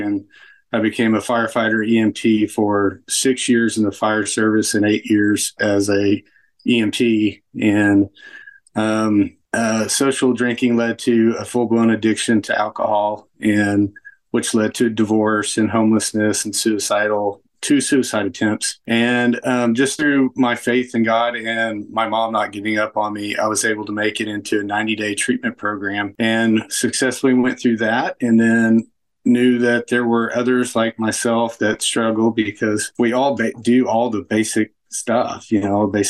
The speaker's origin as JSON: {"language": "English", "town": "Mustang", "region": "Oklahoma", "country": "United States", "tie": "born or raised there", "also_born_or_lived": "Kansas City", "said": "So I am from Mustang, Oklahoma"}